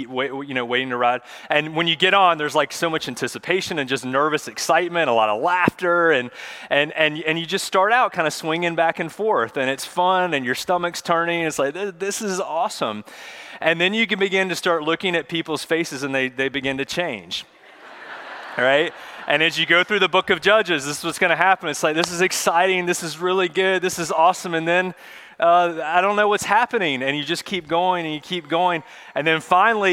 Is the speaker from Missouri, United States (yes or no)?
no; Charlotte, North Carolina, United States; When I was a kid, I grew up in Charlotte